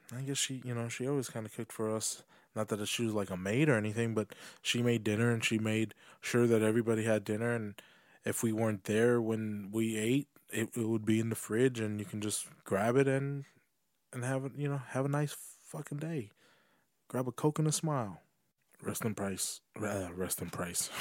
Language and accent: English; United States; I'm American